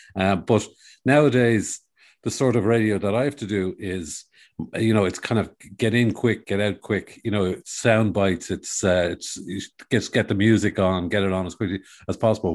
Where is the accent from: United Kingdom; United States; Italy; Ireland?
Ireland; Dublin, Leinster; I was born in Dublin in a, a long, long time ago